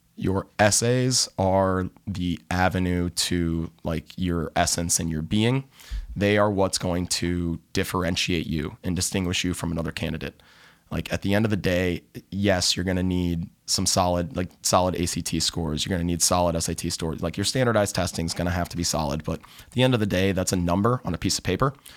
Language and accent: English; Cleveland, Ohio, United States; moved away as an adult; now in Southern California, United States; I'm originally from Cleveland, Ohio